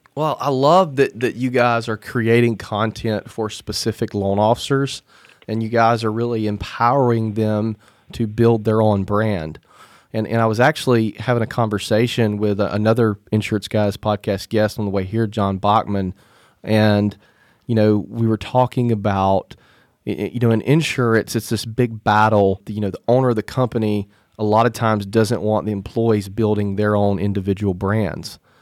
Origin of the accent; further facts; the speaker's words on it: Mobile, Alabama, United States; my hometown, Mobile, Alabama